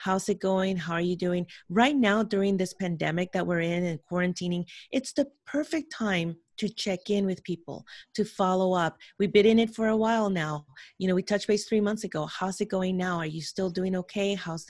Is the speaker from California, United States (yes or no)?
yes; San Francisco, California, United States; born there; English is a second language; I was born in San Francisco, California, but I spent my childhood in another country. So when I came back here at 11 years old, I didn't know how to speak English.